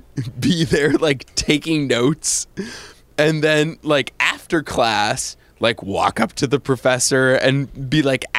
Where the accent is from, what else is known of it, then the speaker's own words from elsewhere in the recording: New England, United States; also born or lived in Texas / North Carolina; Growing up in New England, all over New England and Texas and North Carolina.